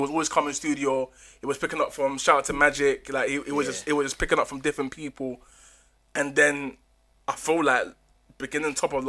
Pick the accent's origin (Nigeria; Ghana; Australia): Ghana; I'm from Ghana, innit?